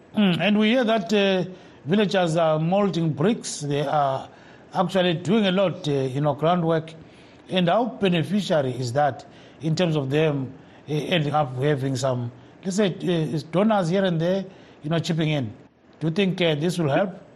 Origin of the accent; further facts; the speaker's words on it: Zimbabwe; when I grew up in Makwekwe and deep in rural areas.